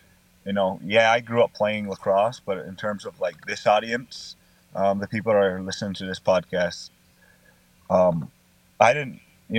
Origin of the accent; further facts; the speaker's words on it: Onondaga, New York, United States; Growing up in Onondaga